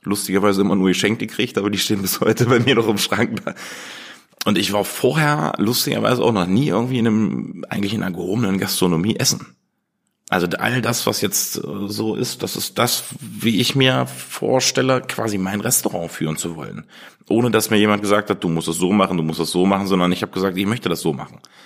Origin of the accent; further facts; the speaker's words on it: Germany; Wir sind halt erdig. Wir kommen hier aus dem Harz